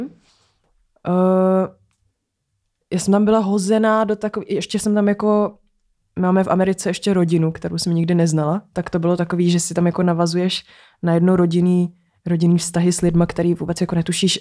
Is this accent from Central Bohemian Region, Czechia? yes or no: no; Prague, Czechia; Vyrůstala jsem na Barandově